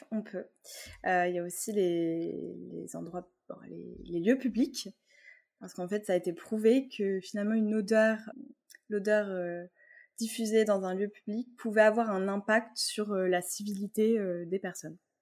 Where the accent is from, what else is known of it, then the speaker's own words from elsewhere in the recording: Tours, Centre-Val de Loire, France; on est originaire de Tours toutes les deux